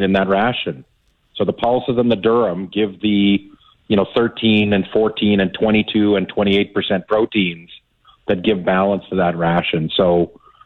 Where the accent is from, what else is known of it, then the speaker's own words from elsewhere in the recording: Davidson, Saskatchewan, Canada; I grew up in Davidson over the years